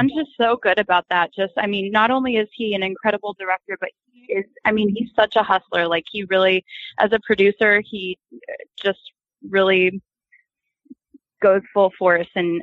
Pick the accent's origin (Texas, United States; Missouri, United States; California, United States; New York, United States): Texas, United States; now in Los Angeles, United States; I'm from Texas